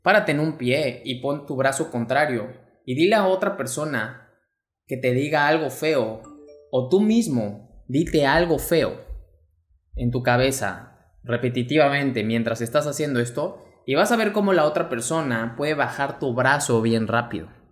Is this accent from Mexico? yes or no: yes; Mexico; mexicano, emprendedor y empresario